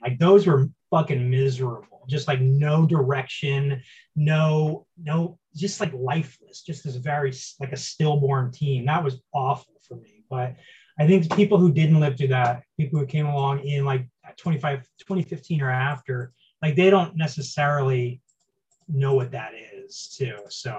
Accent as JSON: {"language": "English", "region": "Ohio", "country": "United States", "tie": "born or raised there", "said": "I grew up in Ohio as an Astros fan."}